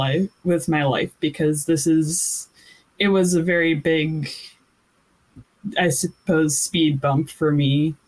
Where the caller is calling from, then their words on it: Irvine, California, United States; I'm calling in from Irvine, California.